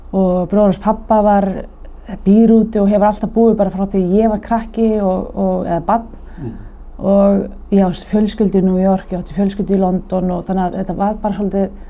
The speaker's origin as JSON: {"language": "Icelandic", "town": "Garðabær", "region": "Capital Region", "country": "Iceland", "tie": "born or raised there", "said": "ólst upp í Garðabarum"}